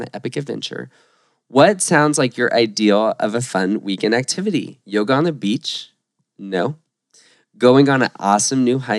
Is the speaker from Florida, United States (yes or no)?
yes; Florida, United States; we're from Florida.